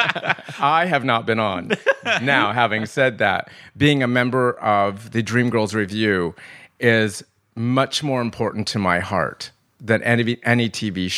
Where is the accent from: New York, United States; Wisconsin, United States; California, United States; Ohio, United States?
California, United States; Lakewood; also born or lived in Los Angeles; I grew up in Lakewood, California, which was, it's just about 30 minutes outside of the Los Angeles